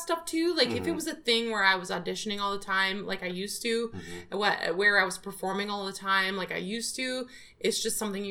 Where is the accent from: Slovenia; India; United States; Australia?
United States; Midwest; moved away; also born or lived in Scotland; I'm from the Midwest